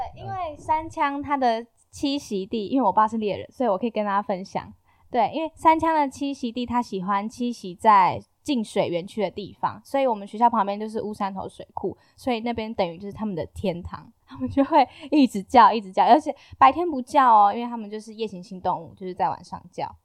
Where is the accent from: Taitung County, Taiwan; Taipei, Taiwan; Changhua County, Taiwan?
Taitung County, Taiwan; 我是原住民，然后我来自台东，我是排湾族